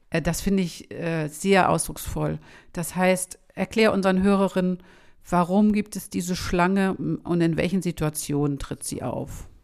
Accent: Schleswig-Holstein, Germany; Ich komme aus Schleswig-Holstein

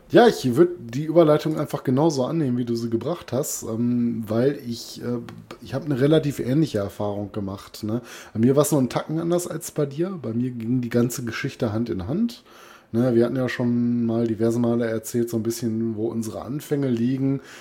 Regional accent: Duisburg, North Rhine-Westphalia, Germany; also born or lived in Essen; ich komme gebürtig aus Duisburg

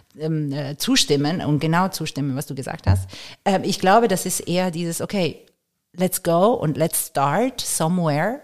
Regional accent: Karlsruhe, Baden-Württemberg, Germany; born or raised there; also born or lived in Varese, Italy

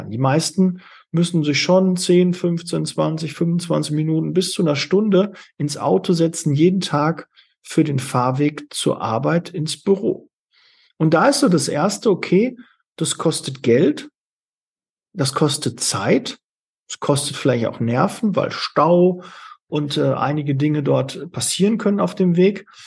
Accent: Witten, North Rhine-Westphalia, Germany; also born or lived in Bochum; Also ich komme ja aus, aus Witten und habe es äh, bis dahin nie hinbekommen

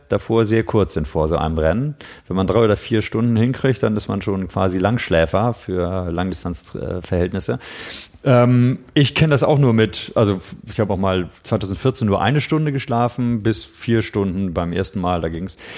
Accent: Schleswig-Holstein, Germany; moved away; bin ja Schleswig-Holsteiner, aber es ist natürlich meine Wahlheimat

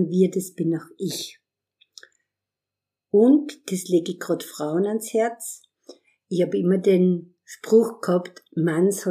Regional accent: Austria; now in Vienna, Austria; ich bin am Land aufgewachsen in der Semmering-Region

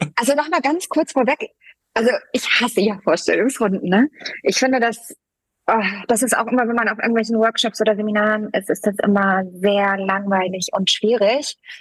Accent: Germany; also born or lived in Poland; Geboren bin ich in Polen und lebe aber seit meinem vierten Lebensjahr in Deutschland.

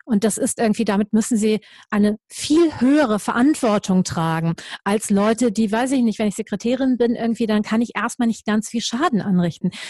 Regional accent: Düsseldorf, North Rhine-Westphalia, Germany; Und ich denen gesagt habe, ich komme aus Düsseldorf

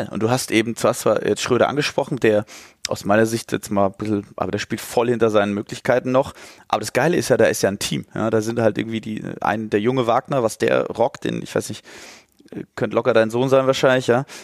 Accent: Stuttgart, Baden-Württemberg, Germany; Nummer zwei, ich komme aus Stuttgart, ja, und da ist Nummer … hat mich geprägt

